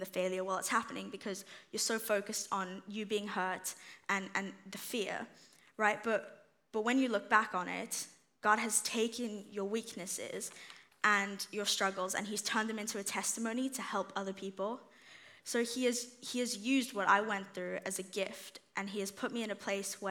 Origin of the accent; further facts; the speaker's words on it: South Africa; moved away; when I moved here in 2017, so I'm originally from South Africa